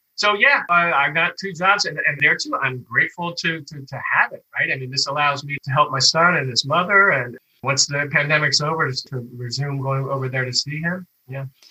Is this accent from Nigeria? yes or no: no; Washington, District of Columbia, United States; moved away as an adult; also born or lived in Spain / Madrid; It's my hometown. So I'm real comfortable here